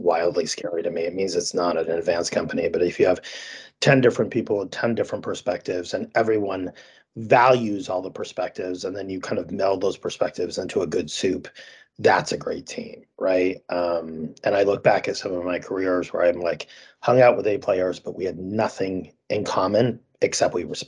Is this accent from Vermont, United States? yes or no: yes; Vermont, United States; I grew up in Vermont